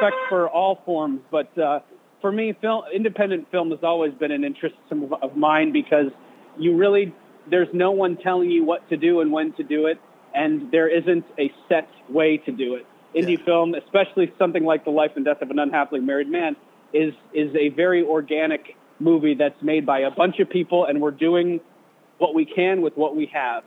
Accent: West Lafayette, Indiana, United States; moved away as an adult; also born or lived in Chicago; I grew up around Purdue University in Indiana

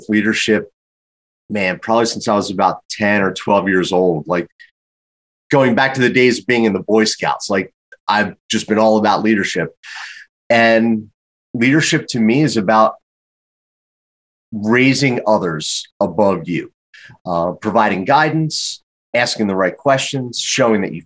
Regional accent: Philadelphia, Pennsylvania, United States; growing up in Philadelphia, very happy to have one of the best business schools in the entire world in my backyard

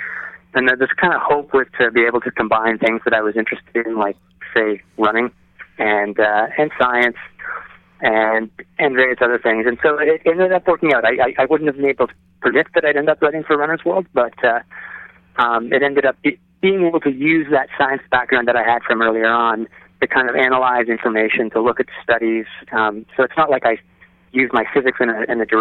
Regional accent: Toronto, Ontario, Canada; also born or lived in Maryland; I'm from Toronto, which is where I'm talking to you from now

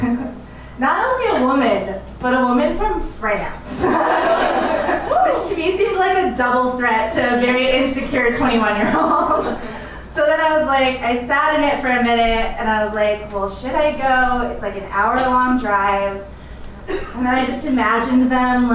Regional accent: California, United States; moved away as an adult; also born or lived in San Jose, California; now in Chicago, United States; I am from California, and I was living in San Jose in the Bay Area

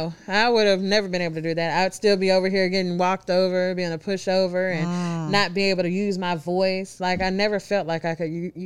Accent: Memphis, Tennessee, United States; I'm from Memphis.

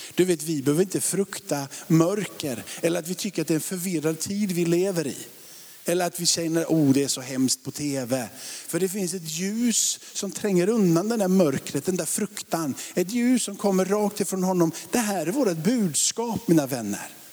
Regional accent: Sweden; vi är ju ändå svenskar och liksom bor i Sverige

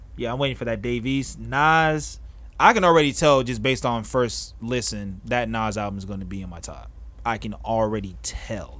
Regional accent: Florida, United States; I'm from Florida

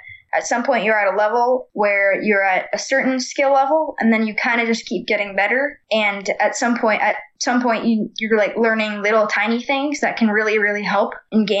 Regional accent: Boulder, Colorado, United States; I grew up in Boulder, Colorado, as I am right now

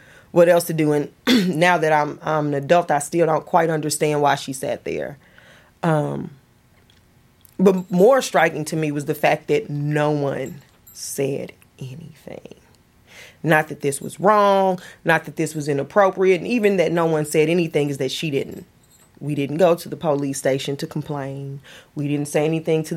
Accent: Ferguson, Missouri, United States; moved away as an adult; also born or lived in Deep South; I left Ferguson to go to the deep south for 15 years.

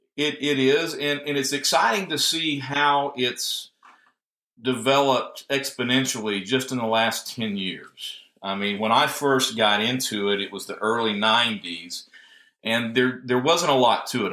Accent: Northwest Georgia, United States; moved away as an adult; now in Tennessee, United States; originally from Northwest Georgia.

